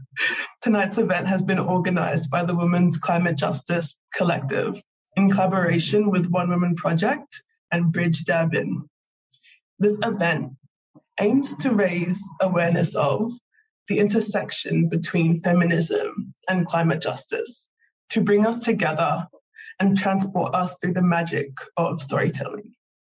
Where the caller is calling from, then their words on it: Victoria, Australia; I am calling in from Wurundjeri country